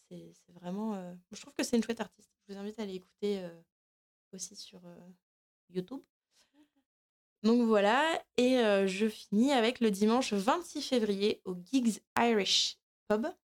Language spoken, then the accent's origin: French; France; moi je suis de Loire et j'arrive et je balance.